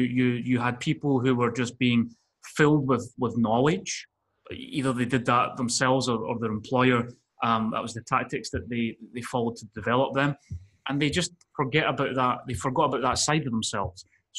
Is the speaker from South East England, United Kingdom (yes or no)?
no; Scotland, United Kingdom; also born or lived in Spain; So, I grew up by living in Spain. You can tell I've not got a Spanish accent. I'm originally from Scotland.